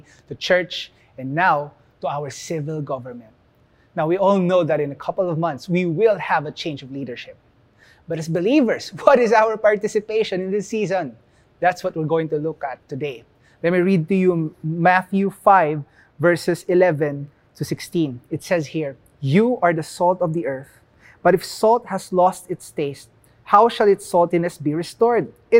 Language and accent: English; Philippines; we are placed here as Filipinos. And being Filipino is part of who we are